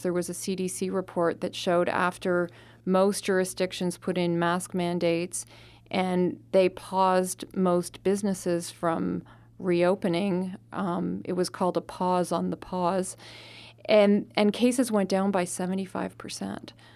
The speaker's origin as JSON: {"language": "English", "country": "Canada", "moved": "yes", "lives_now": "Arizona, United States", "said": "I'm from Canada, and I had to go back to Canada partway through the pandemic"}